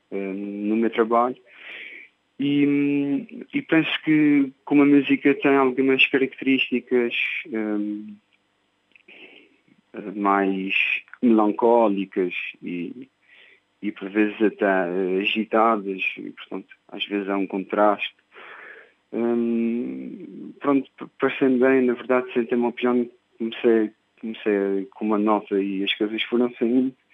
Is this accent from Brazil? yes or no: no; Azores, Portugal; eu sinto que a maior parte do meu trabalho é inspirado nos Açores e é inspirado no sítio de onde eu venho, sei ele que me fez quem sou eh, e, portanto, eu tenho sempre a componente açoriana eh, no meu trabalho